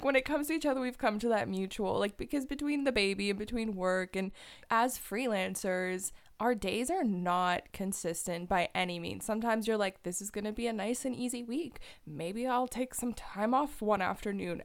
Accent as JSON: {"language": "English", "area": "just outside of Toronto", "region": "Ontario", "country": "Canada", "tie": "born or raised there", "moved": "as an adult", "lives_now": "Waterloo, Canada", "said": "where I grew up was just outside of Toronto"}